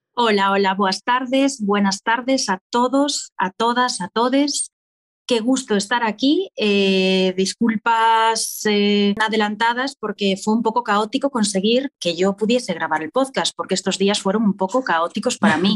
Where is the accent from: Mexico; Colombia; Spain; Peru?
Spain; Ordes, Galicia; now in A Coruña, Spain; yo nací en A Coruña y soy de Ordes, un pueblo que está muy cerca de Coruña y siempre me defino como una coruñesa de Ordes. Llevo en Coruña desde los 18 años